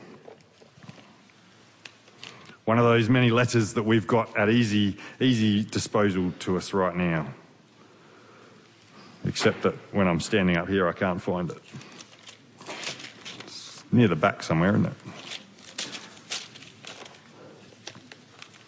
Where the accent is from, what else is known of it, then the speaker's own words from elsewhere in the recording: Victoria, Australia; we're from Victoria